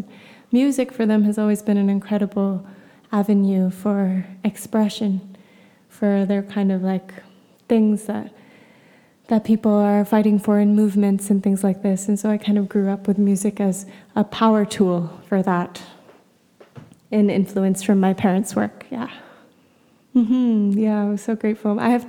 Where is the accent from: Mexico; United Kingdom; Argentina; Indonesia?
Indonesia; Bogor, West Java; also born or lived in Jakarta / Bali / Philippines; But I was born in Indonesia. I was born in Jakarta and raised in just Bogor, outside of Jakarta, and in Bali.